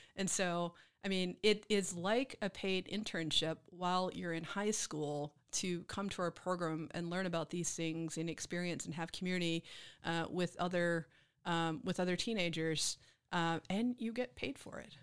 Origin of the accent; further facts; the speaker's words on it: Mississippi, United States; moved away as an adult; also born or lived in Memphis, Tennessee; now in Austin, United States; growing up in Mississippi, I went to Memphis a lot